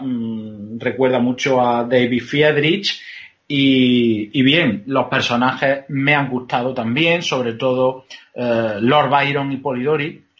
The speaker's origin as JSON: {"language": "Spanish", "region": "Andalusia", "country": "Spain", "said": "soy andaluz"}